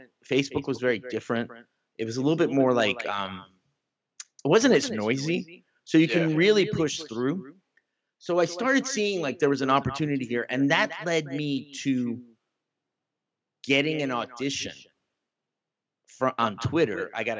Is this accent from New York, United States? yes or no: yes; Bronx, New York, United States; You think because I'm from the Bronx. I know where Harlem is. I remember 125th Street.